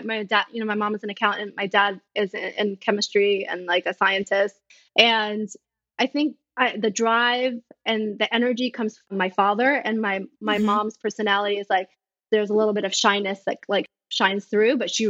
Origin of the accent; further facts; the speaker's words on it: New York City, New York, United States; So I was born here in New York City